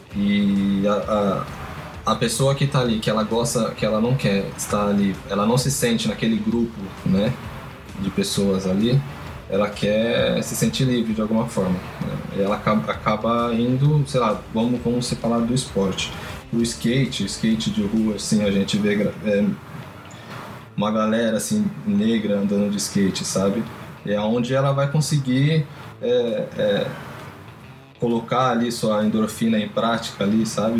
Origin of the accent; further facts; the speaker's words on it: São Paulo, Brazil; Eu venho da Vila Zate de Pirituba